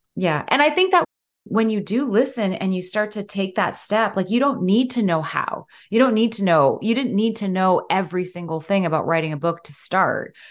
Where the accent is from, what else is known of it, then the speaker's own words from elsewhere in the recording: London, Ontario, Canada; my hometown, London, Ontario